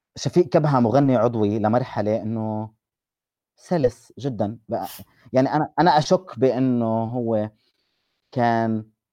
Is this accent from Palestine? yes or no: yes; Palestine